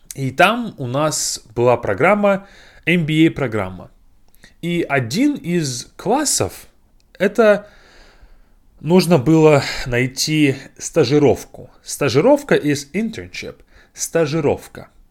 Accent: Novosibirsk, Novosibirsk Oblast, Russia; moved away; Я приехал в Новосибирск, в мой родной город

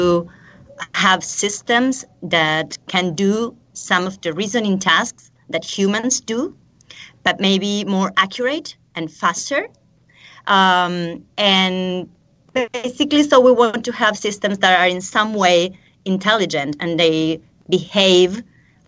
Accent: Buenos Aires Province, Argentina; also born or lived in London / College Park, Maryland / Oxford; now in Buenos Aires, Argentina; I'm from Argentina, from a small town in the south of the province of Buenos Aires. But I'm currently living in the capital of Buenos Aires.

